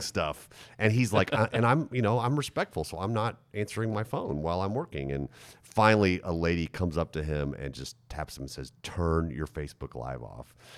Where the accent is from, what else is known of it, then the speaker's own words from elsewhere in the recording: Texas, United States; moved away as an adult; also born or lived in Colorado; I'm from Texas, but we've been in Colorado for a long time, moved, moved back down here